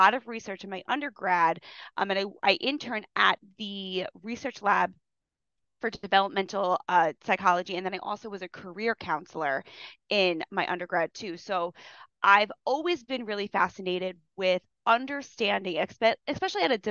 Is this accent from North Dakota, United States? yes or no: no; Long Island, New York, United States; I grew up in Long Island.